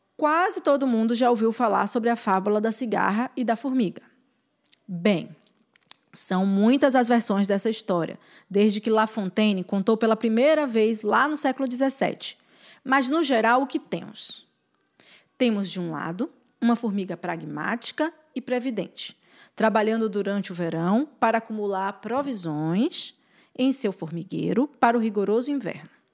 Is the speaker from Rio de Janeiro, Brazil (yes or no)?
no; Bahia, Brazil; sou baiana, mãe, mulher e formiga